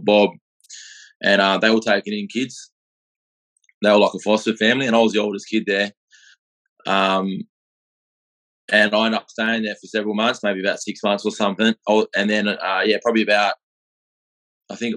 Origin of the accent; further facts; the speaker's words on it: Perth, Western Australia, Australia; also born or lived in Adelaide; I grew up in Perth. I was about 6 months old when I come here. I was born in Adelaide